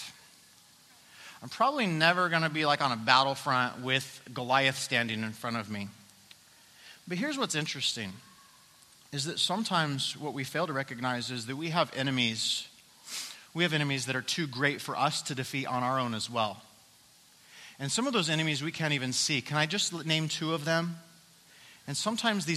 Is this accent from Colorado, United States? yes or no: yes; Colorado, United States; I'm from Colorado